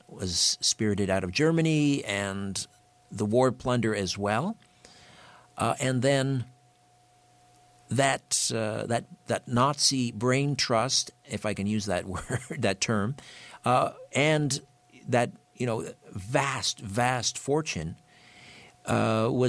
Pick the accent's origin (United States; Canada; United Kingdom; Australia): Canada; I'm a Canadian